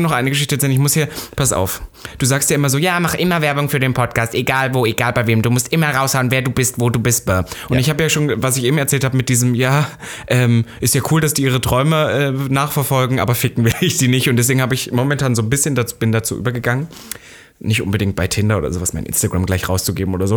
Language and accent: German; East Germany, Germany; Ich bin ja Ossi